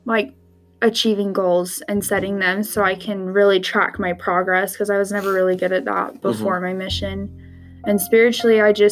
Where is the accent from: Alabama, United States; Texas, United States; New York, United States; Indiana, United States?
Indiana, United States; now in Utah, United States; I was born in Indiana, but I moved to Utah with my family about 10 years ago